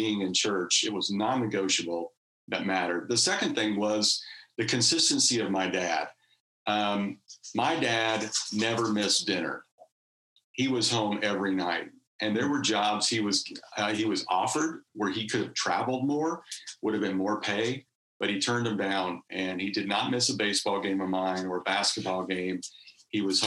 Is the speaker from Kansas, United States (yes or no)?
yes; Wichita, Kansas, United States; accent: Southern; moved away as an adult; also born or lived in Missouri / Lexington, Kentucky; now in California, United States; I grew up in outside of Wichita, Kansas